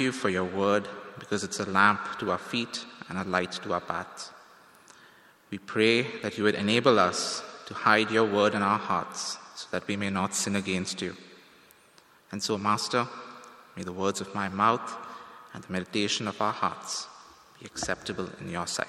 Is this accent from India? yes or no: yes; India; moved away as an adult; now in Toronto, Canada; Now, when I came to Toronto from India almost 4 years ago to study here at Tyndale